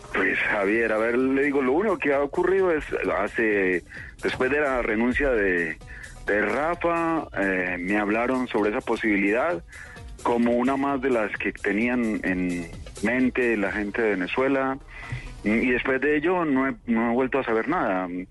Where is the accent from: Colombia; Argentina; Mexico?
Colombia; Medellín, Antioquia; en mi tierra, Medellín.